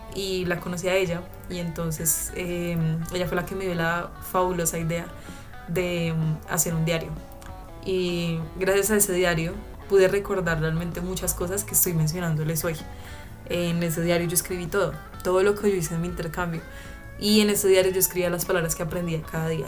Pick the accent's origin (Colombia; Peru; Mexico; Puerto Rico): Colombia; Melgar, Tolima; yo iba a la iglesia en Melgar, que es de donde yo vengo.